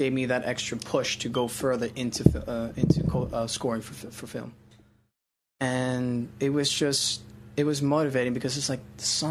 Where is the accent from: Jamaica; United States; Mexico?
United States; Miami, Florida; I'm from Miami